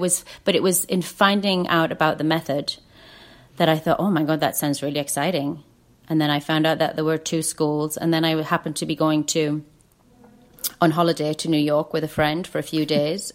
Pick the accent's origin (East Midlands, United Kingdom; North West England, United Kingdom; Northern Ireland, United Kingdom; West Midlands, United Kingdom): North West England, United Kingdom; Lake District; I grew up in the Lake District